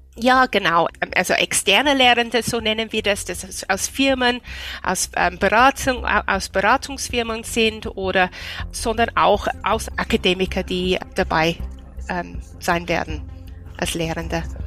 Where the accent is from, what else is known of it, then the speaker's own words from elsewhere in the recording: United Kingdom; German is a second language; moved away as an adult; now in Austria; ich komme aus Großbritannien